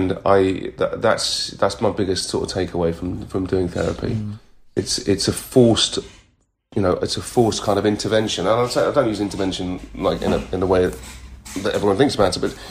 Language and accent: English; United Kingdom; being British and culturally being British